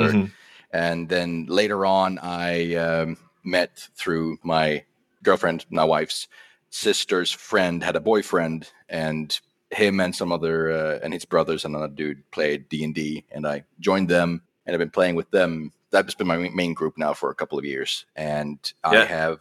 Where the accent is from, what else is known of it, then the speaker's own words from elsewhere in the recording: Sweden; I'm from Sweden